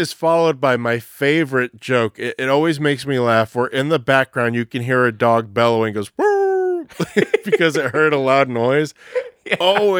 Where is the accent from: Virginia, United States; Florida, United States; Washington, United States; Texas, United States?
Texas, United States; Like, so I'm from Texas, son.